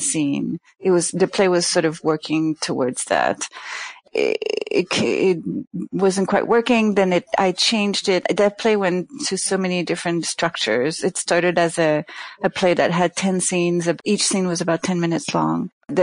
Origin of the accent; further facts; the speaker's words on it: Canada; now in New York, United States; I'm from Canada, so I guess I'm used to a certain amount of cold, even though I hated it when I was there